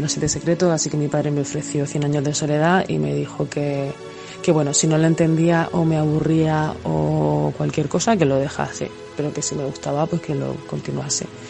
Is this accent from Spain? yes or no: yes; Mula, Region of Murcia, Spain; la biblioteca de mi pueblo, de Mula